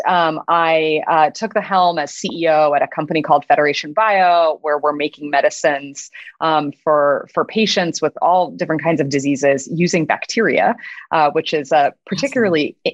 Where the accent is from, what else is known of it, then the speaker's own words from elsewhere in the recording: Midwest, United States; I grew up in the Midwest and I was a gay teenager in a, you know, pretty conservative